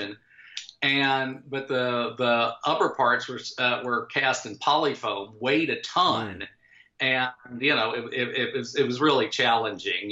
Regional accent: Jacksonville, Florida, United States; moved away as an adult; I was still a teenager in Jacksonville, Florida, which is, you know, my hometown

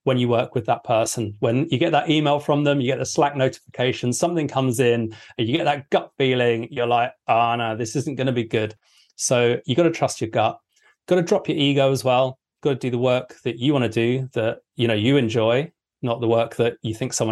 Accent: England, United Kingdom; I'm English.

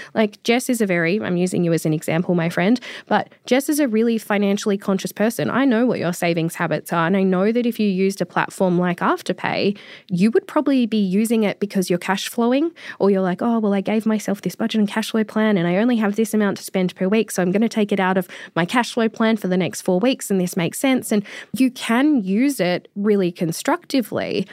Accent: Australia; as an Australian

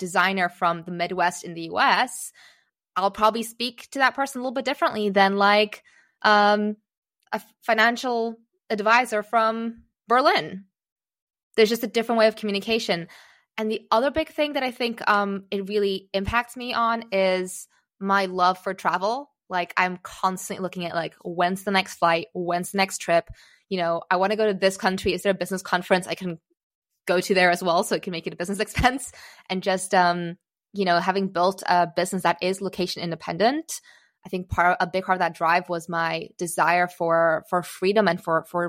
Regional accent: Singapore; accent: American; also born or lived in Czechoslovakia / United States; I was born in Czechoslovakia, and we moved away when I was 3 years old, fairly soon after the fall of communism, to the US. Thus, I still have a bit of an American accent, because that's where I learned English when I was three. Then we moved to Singapore.

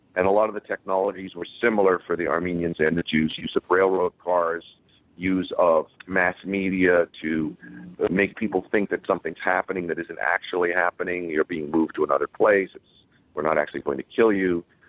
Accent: United States; growing up in the United States

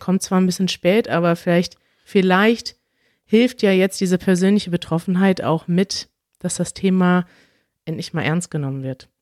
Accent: Germany; als Deutsche

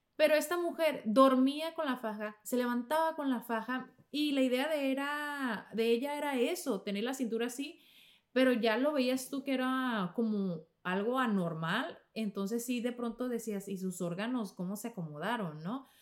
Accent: Mexico; en México le decimos menjurjes

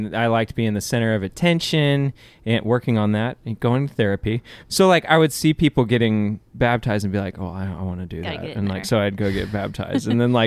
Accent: Kingwood, Texas, United States; also born or lived in Clear Lake, Texas / Houston, Texas; I grew up in Kingwood for sure.

